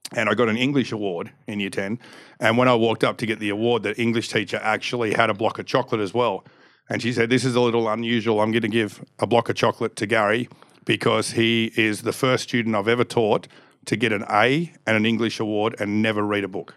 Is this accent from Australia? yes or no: yes; Canberra, Australian Capital Territory, Australia; born and raised in Canberra